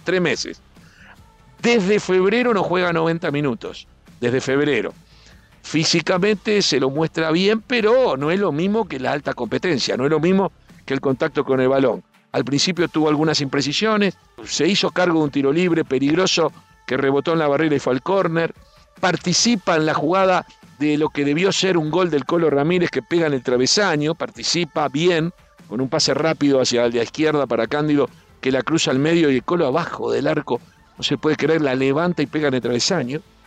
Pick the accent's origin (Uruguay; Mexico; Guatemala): Uruguay; Yo como uruguayo estoy acostumbrado a salir a festejar por 18 de julio